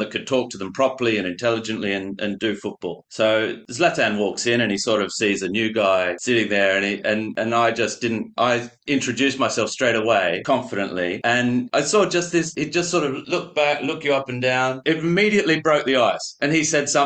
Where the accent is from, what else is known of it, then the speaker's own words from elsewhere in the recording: Australia; moved away; also born or lived in France; being Australian